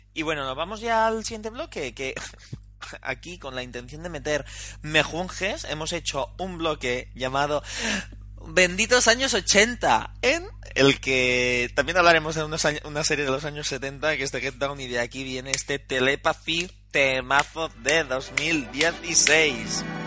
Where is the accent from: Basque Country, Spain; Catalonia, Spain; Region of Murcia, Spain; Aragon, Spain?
Catalonia, Spain; Girona; now in Barcelona, Spain; yo que soy de Girona